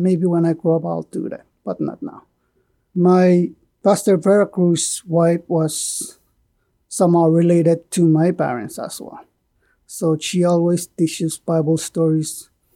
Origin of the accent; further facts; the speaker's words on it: Pohnpei, Micronesia; moved away; I was born in Ponape